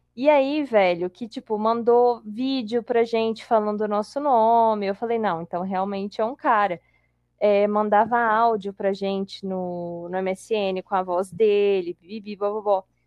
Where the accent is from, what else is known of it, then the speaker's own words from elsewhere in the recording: Colatina, Espírito Santo, Brazil; moved away; eu sou de Colatina